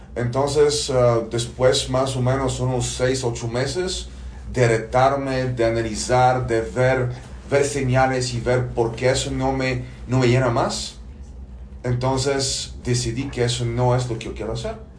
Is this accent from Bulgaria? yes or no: yes; Bulgaria; moved away; de origen soy búlgaro, nací en Bulgaria hace 42 años